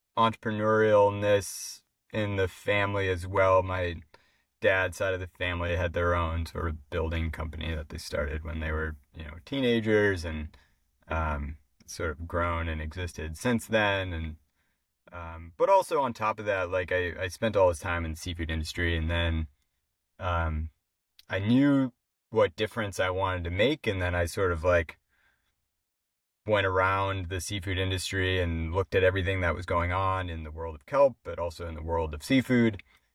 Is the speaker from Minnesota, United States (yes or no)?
yes; Minnesota, United States; So, I didn't grow up by the ocean. I grew up actually in Minnesota, but the conservation was pretty well woven throughout my family.